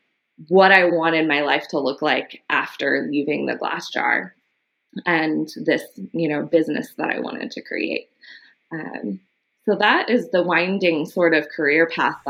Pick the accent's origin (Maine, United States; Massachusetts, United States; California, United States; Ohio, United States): California, United States; Los Angeles; I was born in Los Angeles and grew up in the early part of my life in Echo Park.